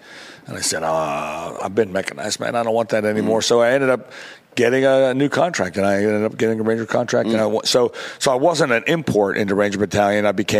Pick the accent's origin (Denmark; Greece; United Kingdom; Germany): Germany; Mannheim, Baden-Württemberg; Coleman Barracks and Sullivan Barracks is where I grew up in Germany.